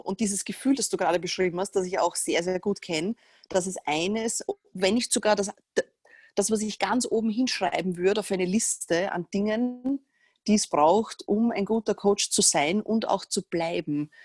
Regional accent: Vienna, Austria; ich komme aus Wien. Ich gehe mal davon aus, dass man das nicht hört, aber wahrscheinlich erkennt man es instant.

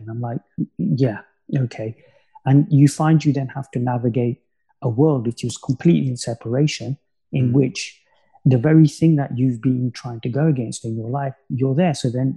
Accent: Coventry, West Midlands, United Kingdom; my hometown of Coventry

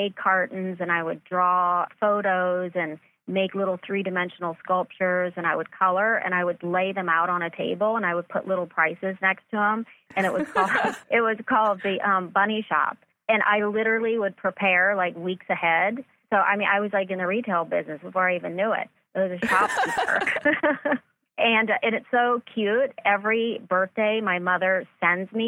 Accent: Myrtle Beach, South Carolina, United States; now in Los Angeles, United States; I grew up in Myrtle Beach, South Carolina

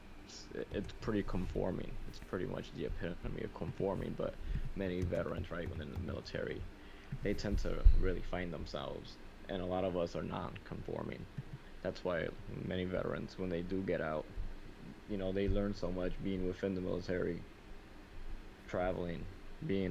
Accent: New York City, New York, United States; I was raised in the South Bronx

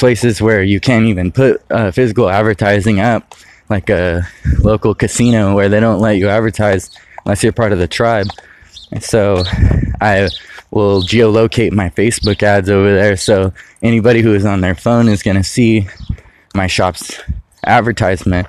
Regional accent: California, United States; moved away as an adult; now in Michigan, United States; I now live in Michigan, and I'm from California

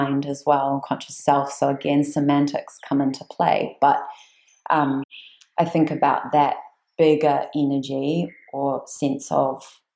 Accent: New Zealand; I'm from New Zealand

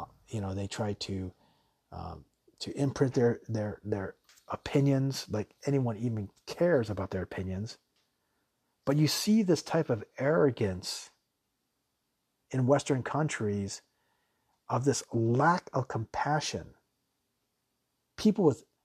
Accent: Taiwan; also born or lived in Japan; And where I'm originally from Taiwan and Japan, people are extremely nice.

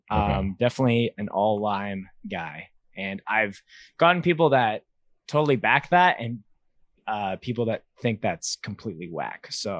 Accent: Winnipeg, Manitoba, Canada; I grew up in Winnipeg, which is the Slurpee capital of Canada.

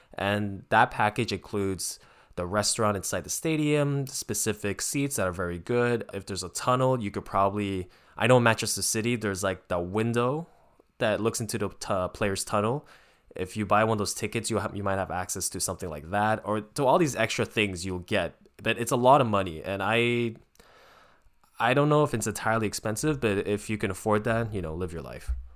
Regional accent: Canada; as a Canadian fan

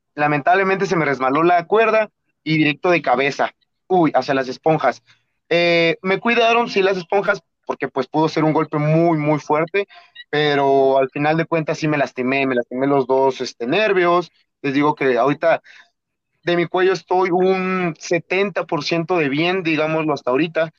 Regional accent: Atlixco, Puebla, Mexico; moved away as an adult; now in Mexico City, Mexico; yo soy de Puebla, originado de Atlixco, Puebla

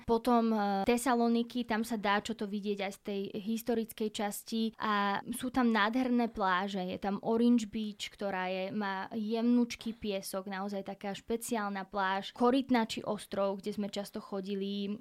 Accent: Slovakia; tá ma doteraz volá, že slovenská dcéra

